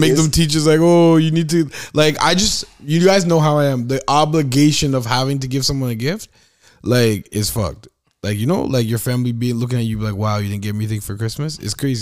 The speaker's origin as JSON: {"language": "English", "country": "Canada", "said": "We are Canadian"}